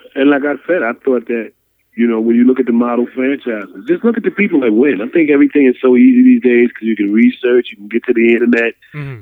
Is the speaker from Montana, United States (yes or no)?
no; New York, United States; I'm a New Yorker.